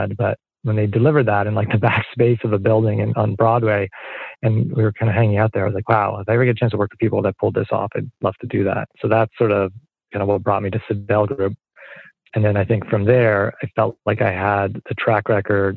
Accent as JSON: {"language": "English", "town": "Montreal", "region": "Quebec", "country": "Canada", "also_born_or_lived": "London, Ontario", "moved": "yes", "said": "I'm originally Canadian from Montreal"}